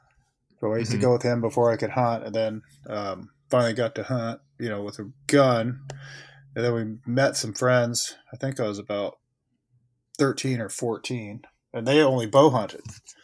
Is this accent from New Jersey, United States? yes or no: no; Oregon, United States; also born or lived in California, United States / Puerto Rico / Florida, United States / New York, United States; I grew up mostly in Oregon, but also in California.